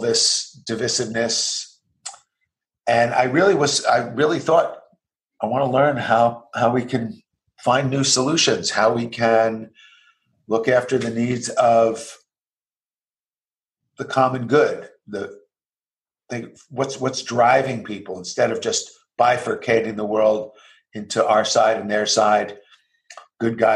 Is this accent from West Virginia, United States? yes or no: no; New Jersey, United States; I grew up in the U.S., in New Jersey.